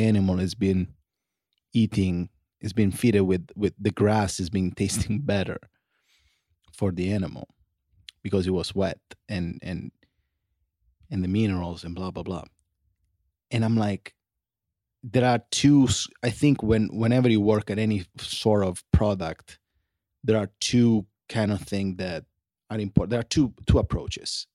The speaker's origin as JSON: {"language": "English", "region": "Sicily", "country": "Italy", "tie": "born or raised there", "second_language": "English", "moved": "yes", "lives_now": "Los Angeles, United States"}